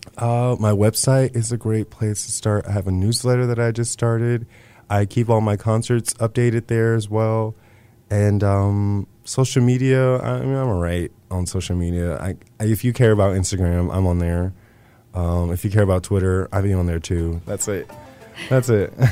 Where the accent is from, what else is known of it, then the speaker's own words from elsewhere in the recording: Lockhart, Texas, United States; also born or lived in Austin, Texas; growing up in Texas